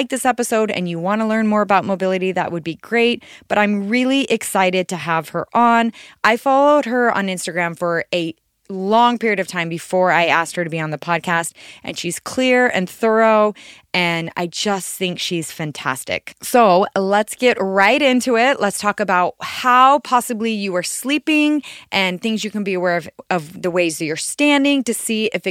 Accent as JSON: {"language": "English", "region": "Arizona", "country": "United States", "said": "I am from Arizona and it is always really hot here pretty much."}